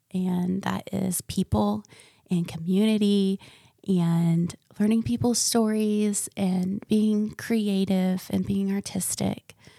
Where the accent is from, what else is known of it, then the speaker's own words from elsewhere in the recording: Ocala, Florida, United States; also born or lived in Michigan; I was raised in central Florida and a little town called Ocala